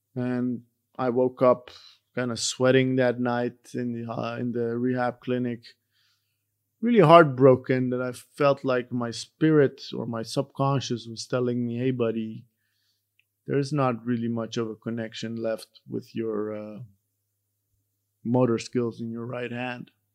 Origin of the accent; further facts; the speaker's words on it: Iran; moved away; I, myself, I'm from Iran